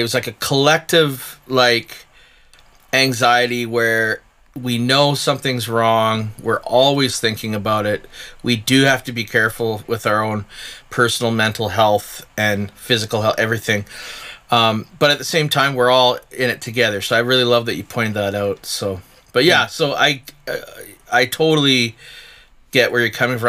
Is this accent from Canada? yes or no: yes; Chilliwack, British Columbia, Canada; now in Okanagan, Canada; I'm from Chilliwack